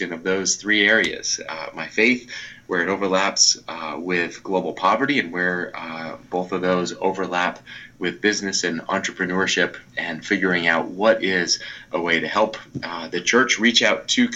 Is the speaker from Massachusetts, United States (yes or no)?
yes; outside of Boston, Massachusetts, United States; grew up outside of Boston